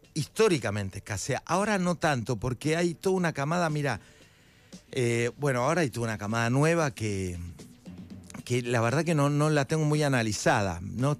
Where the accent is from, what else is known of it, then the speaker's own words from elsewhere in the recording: Buenos Aires, Argentina; Yo soy de Parque Patricio